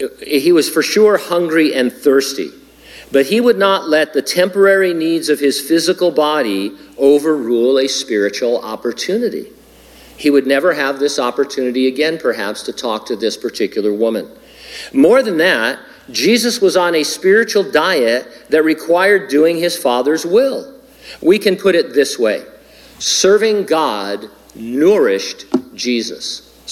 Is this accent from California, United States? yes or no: yes; San Bernardino, California, United States; My hometown of San Bernardino is like that, sadly.